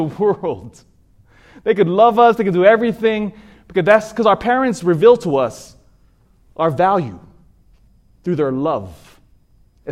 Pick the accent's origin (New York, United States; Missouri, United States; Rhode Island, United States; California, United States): California, United States; Sacramento; I grew up in Sacramento